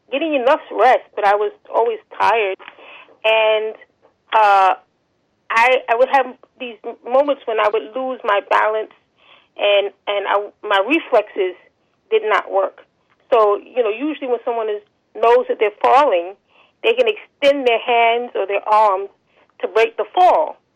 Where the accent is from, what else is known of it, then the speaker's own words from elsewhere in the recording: New York City, New York, United States; I am from New York City, born and raised.